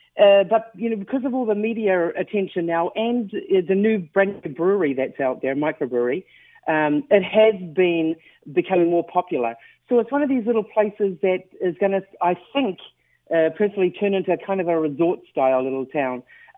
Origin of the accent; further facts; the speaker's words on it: New Zealand; now in Dildo, Canada; I'm not a born and bred Dildorian. I'm from New Zealand